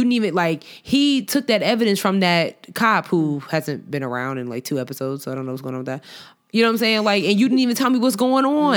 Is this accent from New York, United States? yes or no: yes; Long Island, New York, United States; me growing up on Long Island